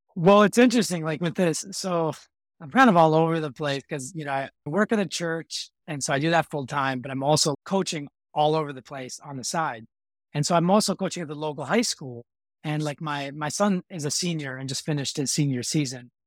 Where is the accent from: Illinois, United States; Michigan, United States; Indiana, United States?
Illinois, United States; Chicago; I grew up in Chicago area here